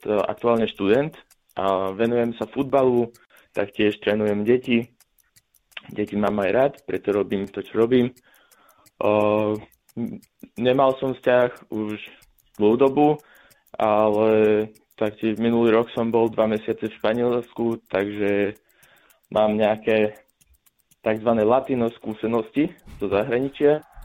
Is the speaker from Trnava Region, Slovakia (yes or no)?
yes; Dunajská Streda, Trnava Region, Slovakia; som z Dunajskej stredy